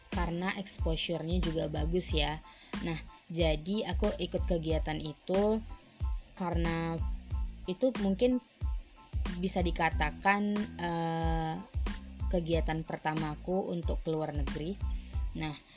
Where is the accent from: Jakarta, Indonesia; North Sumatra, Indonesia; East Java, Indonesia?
North Sumatra, Indonesia; hanya aku yang berasal dari Sumatera Utara